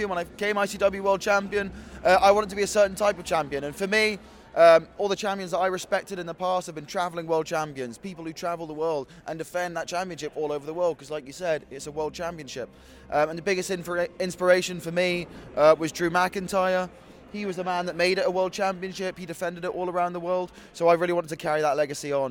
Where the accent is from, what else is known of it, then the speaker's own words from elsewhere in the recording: Bristol, South West England, United Kingdom; my hometown, Bristol in England